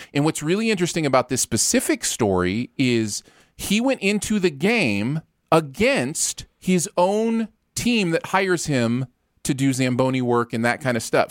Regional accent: Michigan, United States; growing up in Michigan

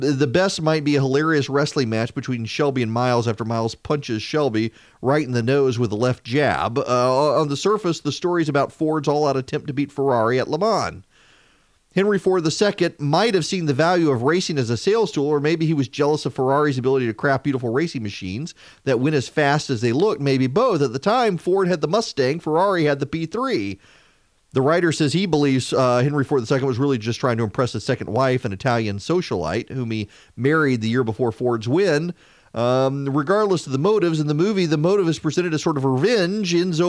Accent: Dubai, United Arab Emirates; I never was because I grew up in Dubai at that age, and it wasn't something that I ever encountered, the car culture.

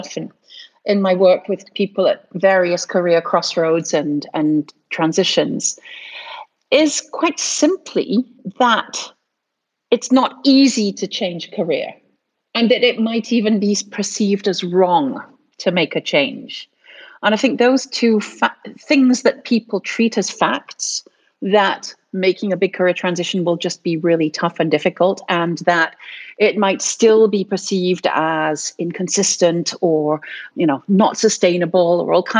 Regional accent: United States; I've spent my life from very, very young. I grew up in the States speaking three different languages.

